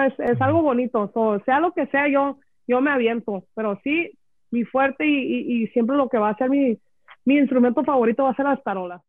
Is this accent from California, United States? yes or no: yes; Los Angeles, California, United States; somos de LA, somos